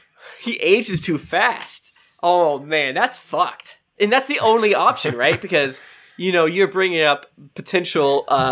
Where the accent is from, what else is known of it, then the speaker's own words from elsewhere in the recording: New York, United States; I'm a New Yorker